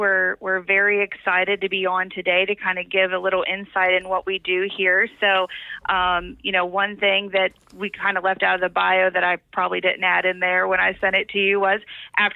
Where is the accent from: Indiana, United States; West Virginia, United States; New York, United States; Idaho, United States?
West Virginia, United States; Mannington; I was from Mannington, a little tiny town. I was very sheltered by my parents